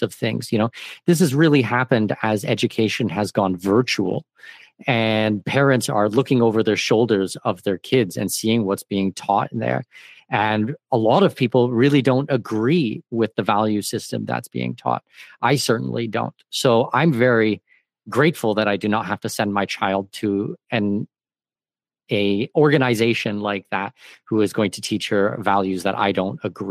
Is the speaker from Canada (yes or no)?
yes; Canada; now in Panama; I'm Canadian